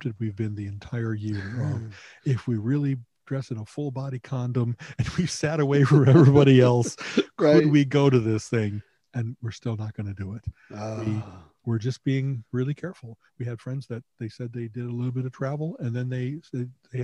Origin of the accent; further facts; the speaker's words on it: Chicago, Illinois, United States; moved away; we grew up in Chicago